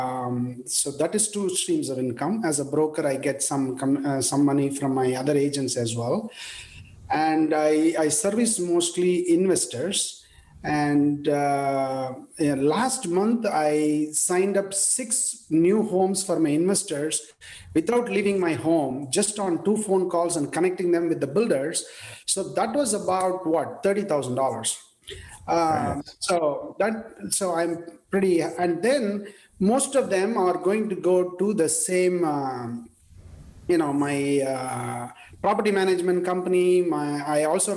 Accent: India; English is a second language; moved away as an adult; I was born in India in a small village, and I studied in a Tamil medium school, and English was not the language I studied

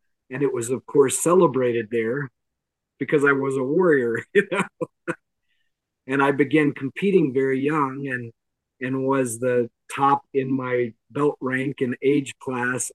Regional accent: the Bible Belt in the South, United States; I grew up in the Bible Belt in the South

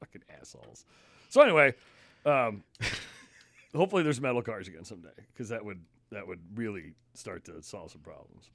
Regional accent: Connecticut, United States; also born or lived in Massachusetts; now in Maine, United States; growing up in Connecticut, you know, people got gas and no one did that. So I always thought it was dangerous. Then I moved to Mass

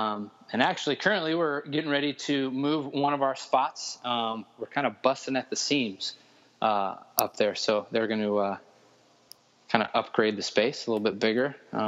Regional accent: Denver, Colorado, United States; moved away as an adult; Was in Denver since birth.

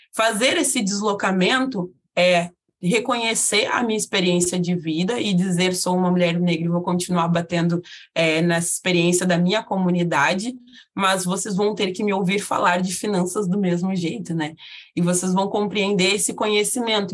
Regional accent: South Region, Brazil; eu sou uma mulher negra de pele retinta localizada no sul do país

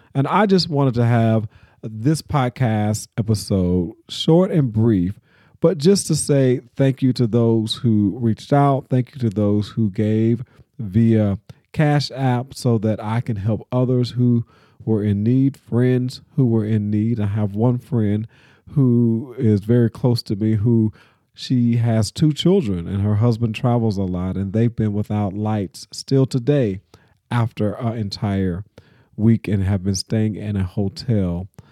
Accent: Nashville, Tennessee, United States; my hometown of Nashville

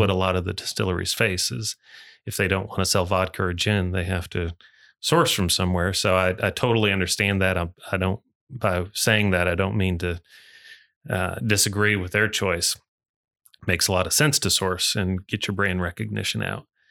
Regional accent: Muskegon, Michigan, United States; moved away as an adult; now in Louisville, United States; I grew, grew up in Michigan, born and raised in Michigan

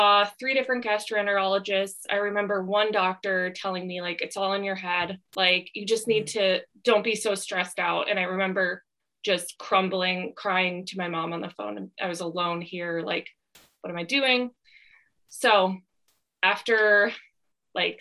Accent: Midwest, United States; moved away as an adult; now in Southern California, United States; I grew up in the Midwest, and then when I was 22, I was just applying for jobs all over the country.

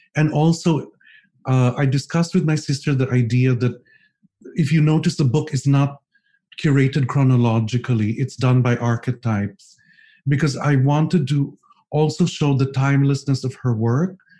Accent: Philippines

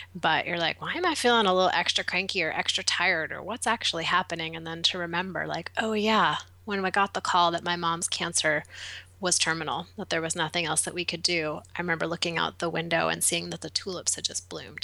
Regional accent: East Coast, United States; now in Portland, United States; growing up on the East Coast

